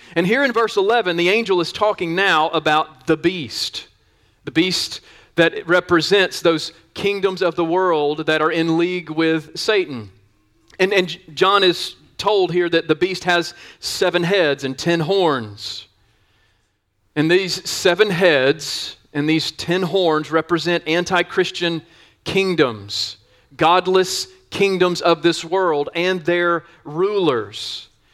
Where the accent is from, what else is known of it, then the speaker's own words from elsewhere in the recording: the South, United States; I grew up in the South.